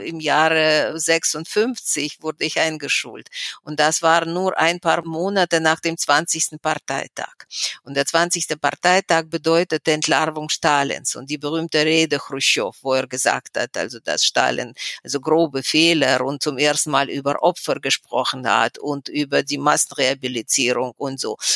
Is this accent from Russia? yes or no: yes; Moscow, Russia; German is a second language; moved away as an adult; now in Weimar, Germany; ich bin in Moskau geboren. Ich habe dort mein ganzes Leben verbracht